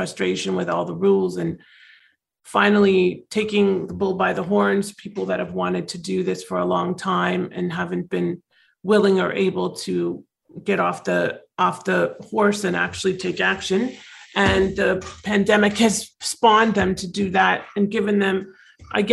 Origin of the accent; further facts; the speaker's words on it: Toronto, Ontario, Canada; moved away as an adult; now in Florida, United States; I'm actually originally from Toronto, so I am a Canadian